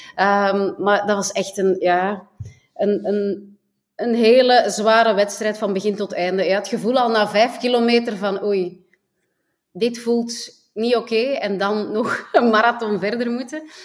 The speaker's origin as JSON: {"language": "Dutch", "region": "Flanders", "country": "Belgium", "said": "wij dan als Belgen"}